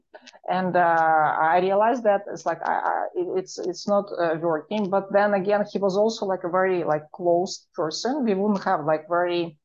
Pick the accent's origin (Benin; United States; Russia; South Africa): Russia; Moscow; accent: Russian; English is a second language; moved away; my Russian accent